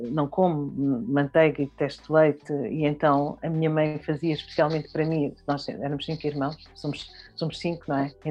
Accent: Bié, Angola; born there; Eu nasci em, em Angola, no Bié, em 1972. Uh, ah, a minha mãe é angolana, uh, do Bié, o meu pai é timorense uh, do, de Viquet.

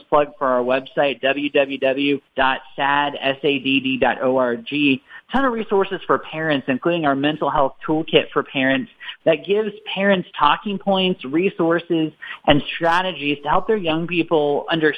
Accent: Ohio, United States; my hometown in Ohio

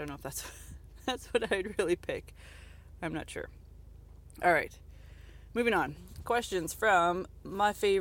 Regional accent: Canada; I'm Canadian

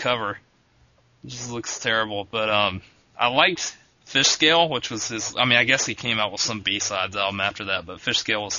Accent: Augusta, Georgia, United States; moved away; The World Disc Golf Championships were held in my hometown.

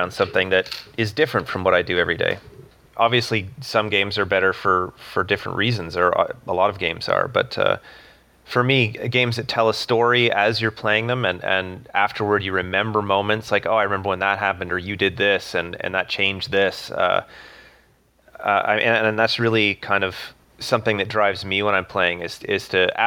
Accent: Ottawa, Ontario, Canada; I'm from Ottawa, Canada

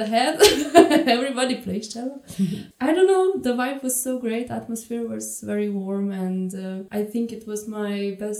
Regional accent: Ajdovščina, Slovenia; moved away as an adult; also born or lived in Ljubljana; now in Munich, Germany; I come from Slovenia. Yeah. Otherwise, I come from. I mean, I studied in Ljubljana. I come from the little town Ajdovština, which is on the border, quite close to border to Italy.

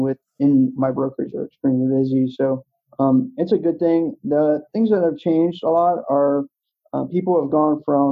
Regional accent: East Coast, United States; I grew up on the East Coast

